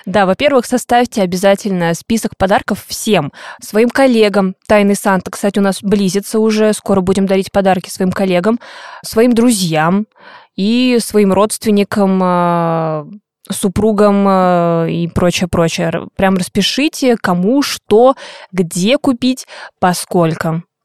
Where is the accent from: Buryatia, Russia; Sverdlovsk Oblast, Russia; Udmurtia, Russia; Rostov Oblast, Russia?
Buryatia, Russia; now in Saint Petersburg, Russia; я родилась в Бурятии, мои родители живут там, я вот под конец декабря обычно, двадцать пятого, двадцать шестого числа уезжаю домой